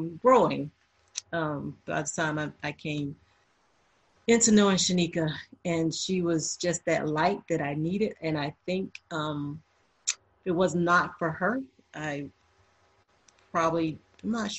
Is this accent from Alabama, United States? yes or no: yes; Atmore, Alabama, United States; moved away; also born or lived in Japan; growing up in Atmore, Alabama